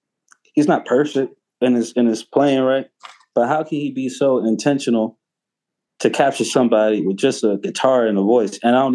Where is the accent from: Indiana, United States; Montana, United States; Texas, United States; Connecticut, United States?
Texas, United States; Houston; I was like, cool, I'm from Houston.